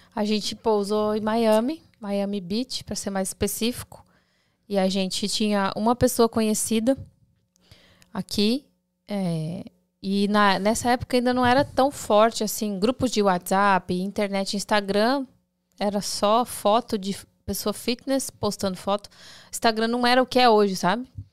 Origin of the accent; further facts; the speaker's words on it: Campo Grande, Mato Grosso do Sul, Brazil; moved away as an adult; now in United States; a gente saiu de Campo Grande, daí vai para São Paulo